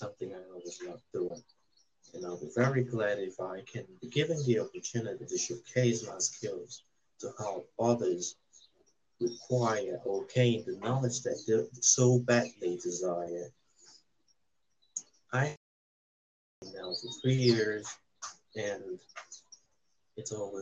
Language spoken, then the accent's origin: English; Cameroon; I'm a Cameroonian nationality